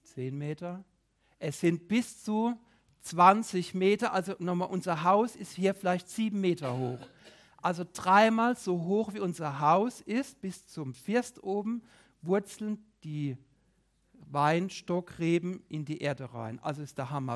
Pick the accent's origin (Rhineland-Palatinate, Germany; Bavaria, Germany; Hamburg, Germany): Rhineland-Palatinate, Germany; bei uns in der Pfalz